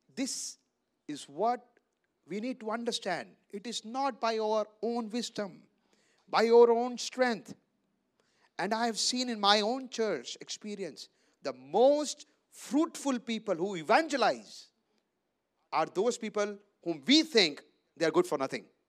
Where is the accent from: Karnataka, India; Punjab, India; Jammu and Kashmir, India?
Punjab, India; I live in Amritsar from Punjab. I come from Punjab